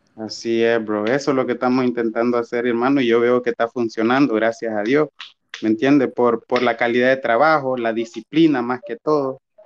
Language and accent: Spanish; Batalla, Colón, Honduras; soy de batalla